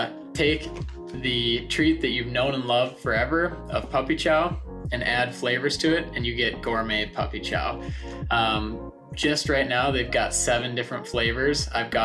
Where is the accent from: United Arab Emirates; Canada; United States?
United States; Detroit Lakes, Minnesota; And I grew up in Detroit Lakes, Minnesota.